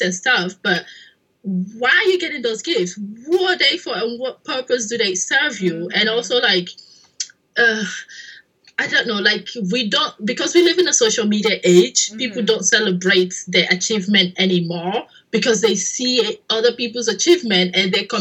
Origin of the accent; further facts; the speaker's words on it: Nigeria; moved away; I'm a Nigerian woman in 2017